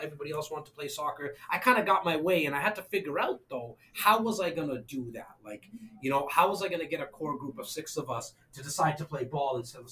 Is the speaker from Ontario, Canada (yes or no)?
yes; Toronto, Ontario, Canada; born and raised in Toronto, Canada